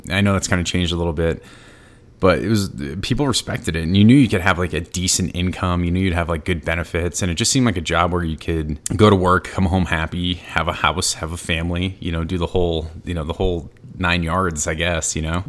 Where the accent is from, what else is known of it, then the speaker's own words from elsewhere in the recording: New England, United States; I'm from New England.